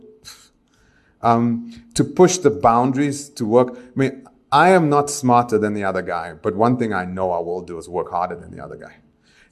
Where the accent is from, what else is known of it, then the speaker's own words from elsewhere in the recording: Johannesburg, Gauteng, South Africa; moved away; also born or lived in Israel; When I grew up in El Dorado Park, my purview was Dickies jeans, Superga shoes, white wall rims, and cassette decks